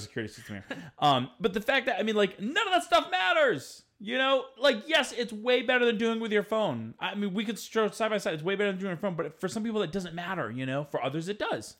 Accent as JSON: {"language": "English", "region": "Rhode Island", "country": "United States", "said": "I'm from Rhode Island"}